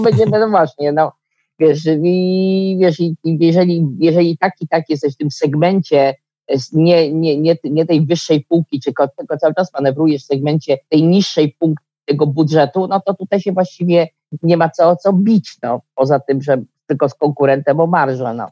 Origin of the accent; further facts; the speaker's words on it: Warsaw, Masovian Voivodeship, Poland; ja jestem z Warszawy